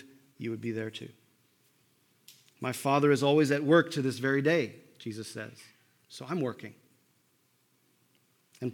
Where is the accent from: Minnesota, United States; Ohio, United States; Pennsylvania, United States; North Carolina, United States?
Minnesota, United States; moved away; I grew up in Minnesota